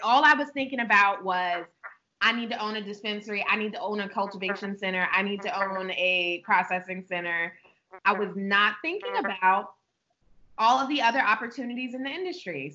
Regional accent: Prince George's County, Maryland, United States; also born or lived in Atlanta; I was born and raised in Prince George's County, where our store is right now

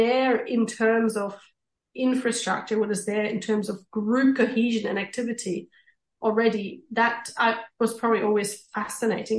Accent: East Germany, Germany; moved away; I grew up in East Germany

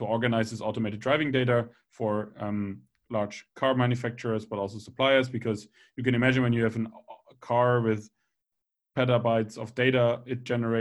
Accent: Bremen, Germany; I'm actually originally from Bremen in Germany

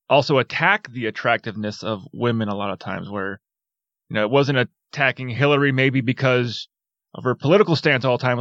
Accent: Wisconsin, United States; moved away as an adult; the first time leaving my home state of Wisconsin

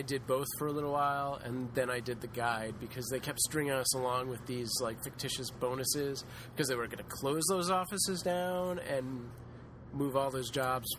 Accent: Philadelphia, Pennsylvania, United States; moved away as an adult; now in Los Angeles, United States; I'm originally from Philadelphia, but I've been out here 10 years now.

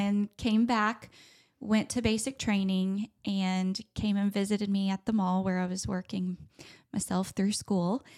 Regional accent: Charlotte, North Carolina, United States; I grew up in Charlotte in the arts industry

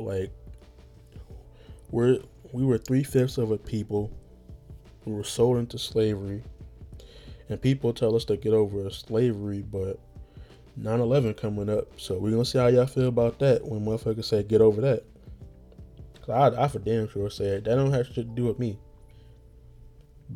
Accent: United States; being American

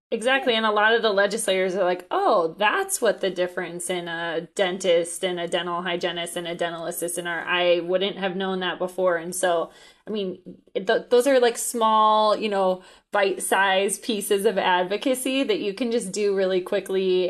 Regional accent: Colorado, United States; I'm from Colorado

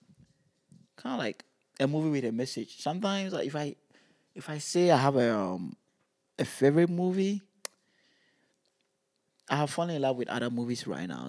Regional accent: Ghana; moved away; growing up in Ghana

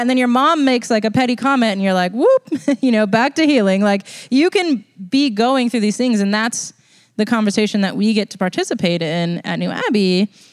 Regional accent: United States; being American

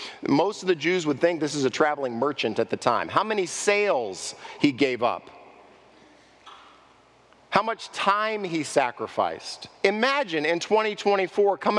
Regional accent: Los Angeles, California, United States; I grew up in Los Angeles

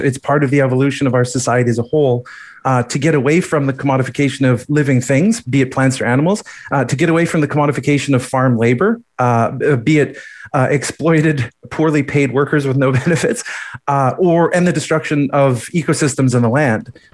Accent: Edmonton, Alberta, Canada; also born or lived in Calgary; growing up in Edmonton

